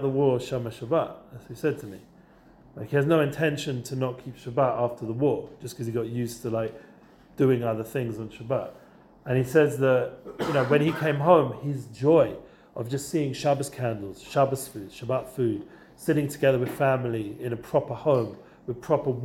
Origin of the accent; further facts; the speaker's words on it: England, United Kingdom; now in Israel; I'm English, a biscuit means a cookie